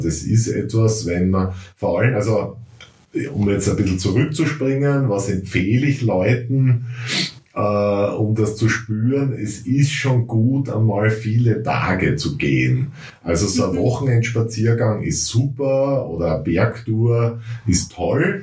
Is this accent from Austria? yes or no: yes; Styria, Austria